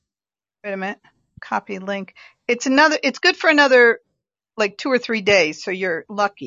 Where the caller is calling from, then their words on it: Germany; I'm in Germany.